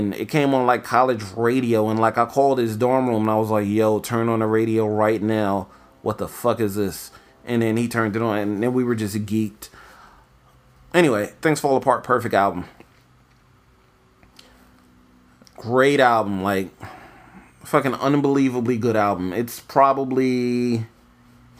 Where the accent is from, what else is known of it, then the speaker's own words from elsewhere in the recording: New York, United States; moved away; also born or lived in Florida; I'm from New York originally.